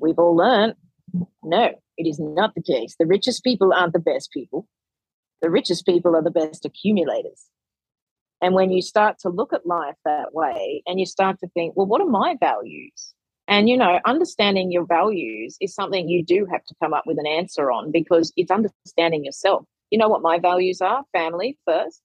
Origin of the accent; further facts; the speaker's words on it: Australia; also born or lived in Sydney; I'm an Australian content creator, money educator, and author